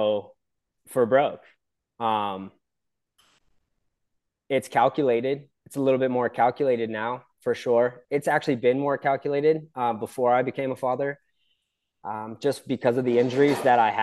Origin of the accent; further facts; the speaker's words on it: San Clemente, California, United States; I was born and raised in San Clemente, California, Southern OC